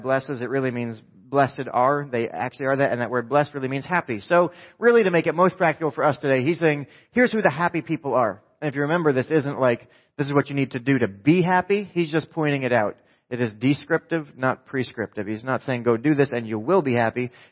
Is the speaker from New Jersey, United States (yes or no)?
yes; New Jersey, United States; I'm from New Jersey